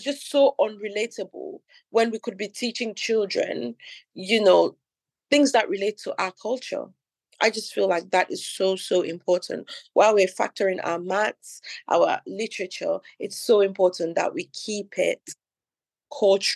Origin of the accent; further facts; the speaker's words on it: Cameroon; now in London, United Kingdom; I'm from Cameroon. I grew up there. So obviously I went to primary school in Cameroon. I went to secondary school in Cameroon as well.